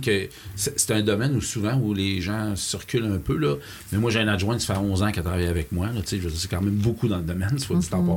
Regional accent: Lac-Beauport, Quebec, Canada; mon patelin m'a rappelé le lac Beauport

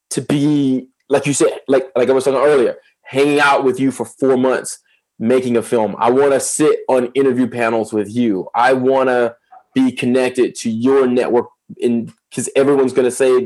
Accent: Atlanta, Georgia, United States; I'm from Lakewood, Atlanta.

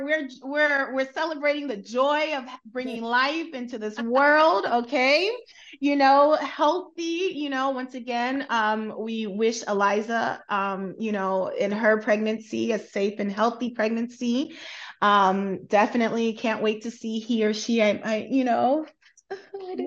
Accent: United States; also born or lived in South Korea / UAE; now in United Arab Emirates; as an American

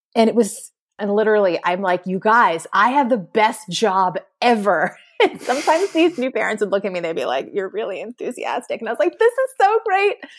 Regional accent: Connecticut, United States; also born or lived in Jamaica Plain, Boston, Massachusetts; now in Boston, United States; I was born in Connecticut

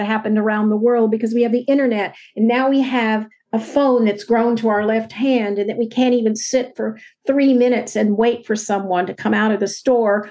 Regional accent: Texas, United States; now in San Francisco Bay Area, United States; I grew up in Texas

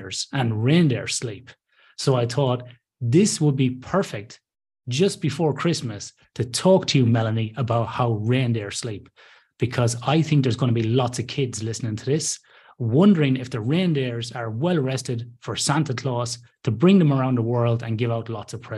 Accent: Ireland; now in Western Australia, Australia; I'm Irish originally

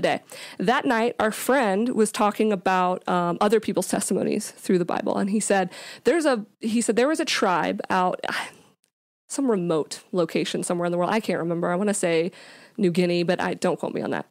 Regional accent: Jacksonville, Florida, United States; also born or lived in Louisiana; I grew up here in Jacksonville. Uh, we lived here, we moved here when I was about five years old, so this is pretty much, uh, where I grew up as a kid.

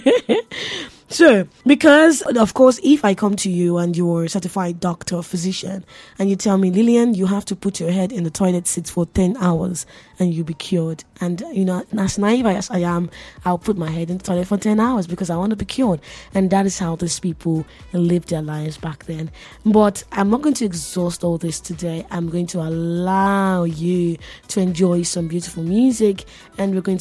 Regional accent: Nigeria; I'm Nigerian

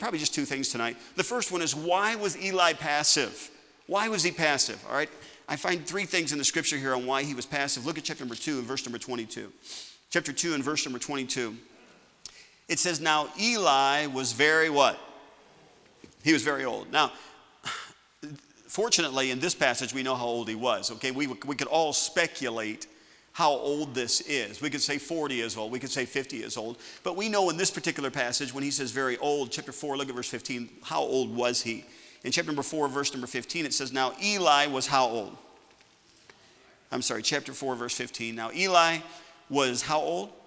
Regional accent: United States; I'm an American.

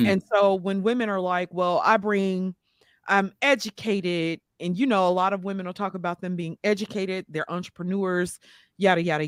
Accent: Mississippi, United States; now in Georgia, United States; I'm from Mississippi

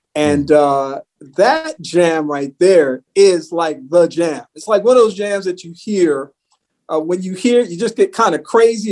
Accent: New York City, New York, United States; I grew up in New York City

